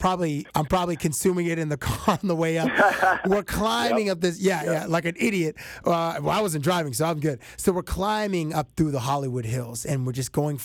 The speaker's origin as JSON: {"language": "English", "town": "Toronto", "region": "Ontario", "country": "Canada", "said": "hey, Dr. Dre, I'm from Toronto"}